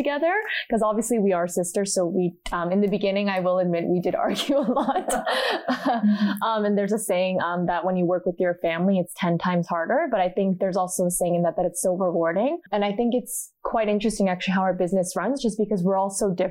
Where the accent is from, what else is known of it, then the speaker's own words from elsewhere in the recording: Canada; growing up in Canada